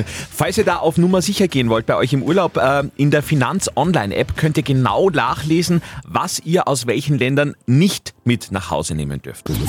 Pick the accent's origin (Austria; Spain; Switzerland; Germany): Austria; Upper Austria; bei uns in Oberösterreich